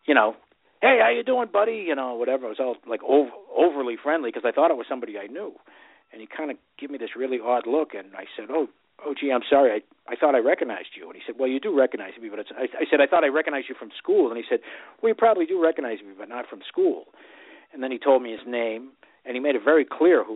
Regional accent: Boston, Massachusetts, United States; growing up in Southie

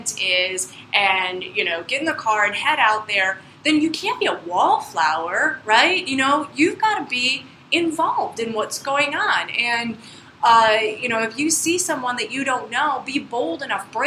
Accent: Central New York, United States; I was born in Central New York

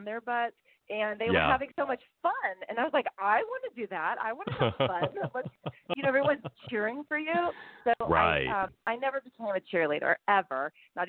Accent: Livermore, California, United States; also born or lived in Pleasanton, California / Dublin, California; I grew up in Livermore, Pleasanton, and Dublin. Those three towns. I call it the Tri-Valley.

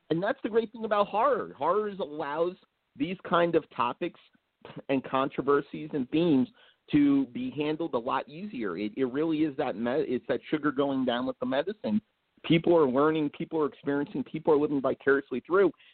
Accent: Blairstown, New Jersey, United States; I'm up north in Blairstown, New Jersey

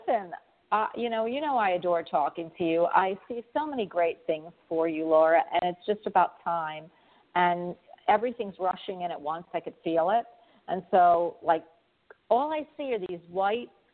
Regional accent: Florida, United States; I'm from Florida

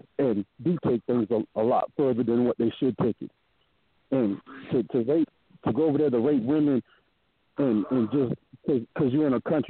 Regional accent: Parris Island, South Carolina, United States; I grew up in Parris Island, so I grew up on a Marine base.

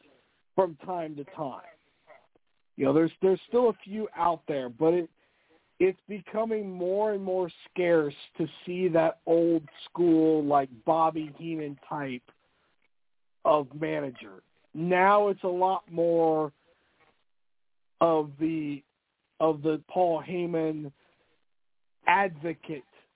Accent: Indianapolis, Indiana, United States; I grew up in Indianapolis, Indiana

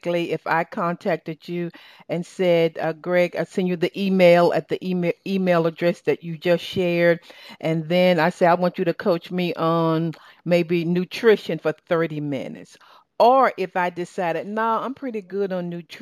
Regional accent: the South, Southern United States, United States; accent: Southern; my Southern accent

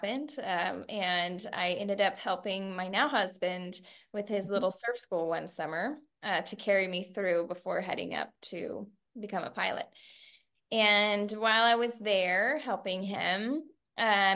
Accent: Central Coast, California, United States; I was raised here in the Central Coast by my mother

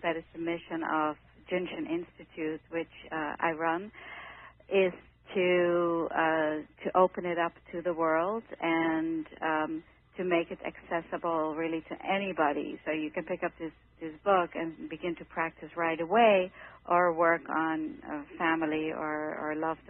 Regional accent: Netherlands; moved away as an adult; now in New York City, United States; I came from the Netherlands when I was 18 years old

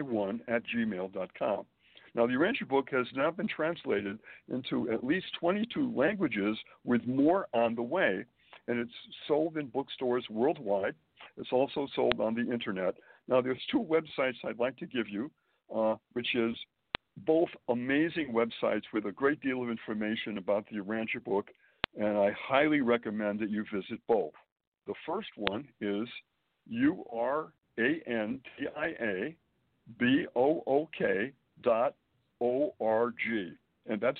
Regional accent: Springfield, Massachusetts, United States; born or raised there; moved away as an adult; also born or lived in Boston, Massachusetts; now in Manhattan, United States

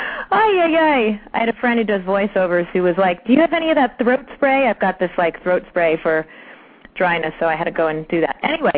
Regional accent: Long Island, New York, United States; also born or lived in Brooklyn; Well, born in Brooklyn, raised in Long Island.

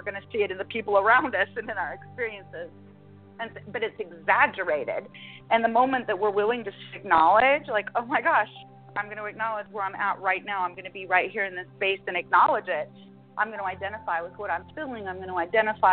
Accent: Utah, United States; born and raised in Utah

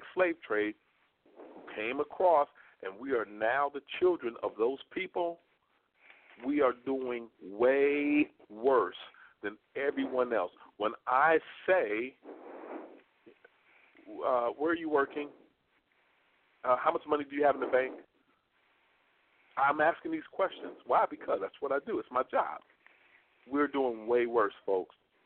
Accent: Kentucky, United States; now in Texas, United States; my home state of Kentucky, go Wildcats, bourbon, and the Kentucky Derby

